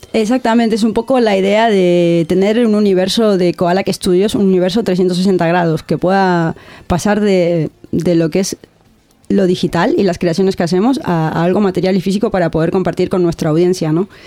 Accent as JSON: {"language": "Spanish", "country": "Argentina", "moved": "as an adult", "lives_now": "Bilbao, Spain", "said": "yo vengo de Argentina"}